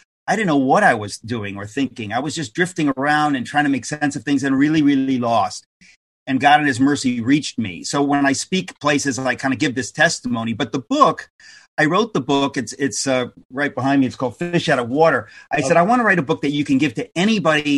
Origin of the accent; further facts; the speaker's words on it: United States; as an American